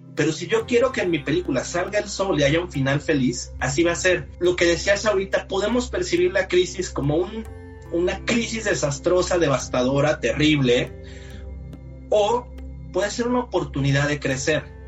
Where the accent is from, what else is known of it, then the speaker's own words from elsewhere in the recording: Mexico; Soy mexicano, 45 años de edad